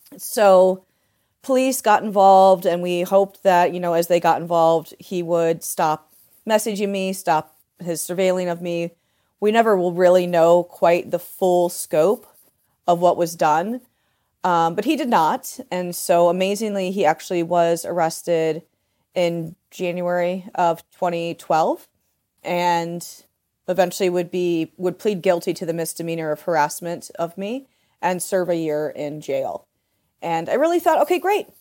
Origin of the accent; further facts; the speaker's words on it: Delaware, Ohio, United States; moved away; also born or lived in Port Townsend; I'm from Delaware, Ohio